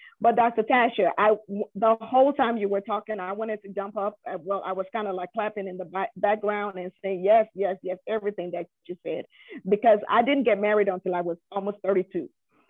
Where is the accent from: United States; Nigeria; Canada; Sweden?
Nigeria; as a Nigerian woman, it's unusual for you to declare at the age of 30.